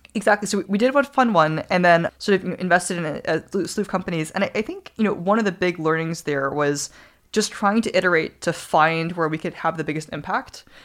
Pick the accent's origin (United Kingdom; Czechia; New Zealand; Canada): New Zealand; moved away; growing up in New Zealand